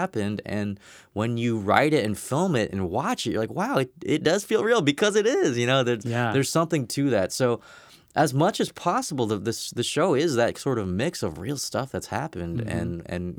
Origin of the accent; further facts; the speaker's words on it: Riverside, California, United States; I was an Asian kid growing up in Riverside, California, which is very much not